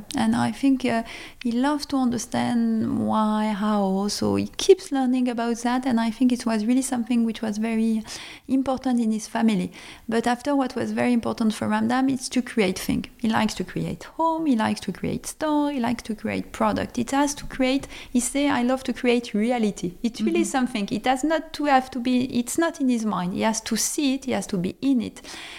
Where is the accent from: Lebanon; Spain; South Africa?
Lebanon; born there; I was born in Lebanon. And so, of course, I guess this is also that I felt very French, but I felt very international always.